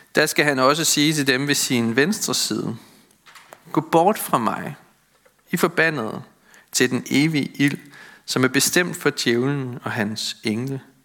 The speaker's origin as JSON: {"language": "Danish", "area": "Møn", "region": "Zealand", "country": "Denmark", "tie": "born or raised there", "said": "I den landsbykirke, hvor jeg voksede op på Møn"}